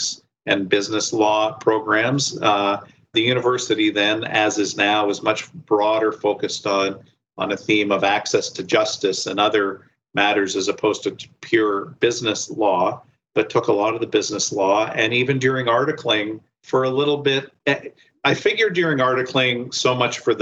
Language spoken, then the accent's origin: English; Windsor, Ontario, Canada; moved away as an adult; now in Toronto, Canada; So I grew up in Windsor and stayed, unlike many people, when I finished high school, I stayed in Windsor